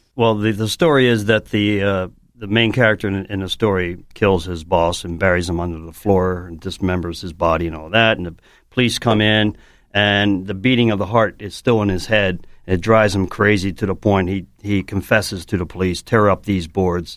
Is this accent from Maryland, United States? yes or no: yes; Baltimore, Maryland, United States; I'm from Baltimore.